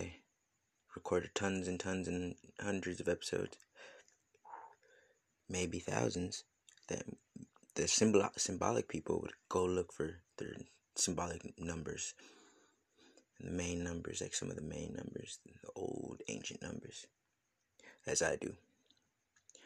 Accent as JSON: {"language": "English", "country": "United States", "tie": "born or raised there", "said": "coming up as an American youth"}